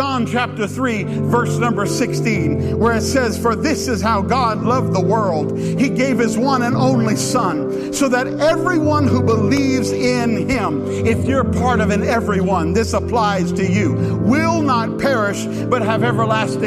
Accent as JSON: {"language": "English", "region": "Louisiana", "country": "United States", "said": "I'm from Louisiana"}